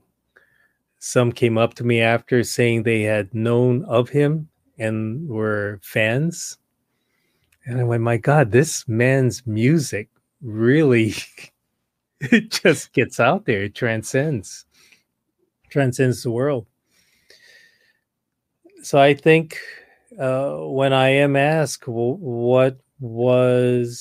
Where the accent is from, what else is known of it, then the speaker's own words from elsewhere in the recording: Honolulu, Hawaii, United States; I was born and raised in Honolulu, Hawaii.